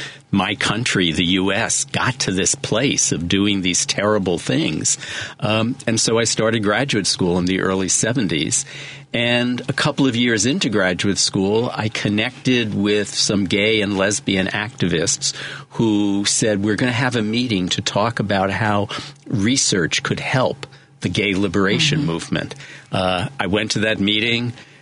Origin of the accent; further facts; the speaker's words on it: New York City, New York, United States; moved away as an adult; now in Chicago, United States; I was born in the Bronx, raised in the Bronx, an Italian family. I then went to college and graduate school in New York City as well. I stayed there at Columbia.